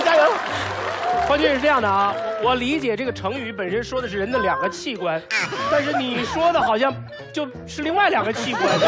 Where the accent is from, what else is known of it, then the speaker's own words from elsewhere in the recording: Fujian, China; 我是福建人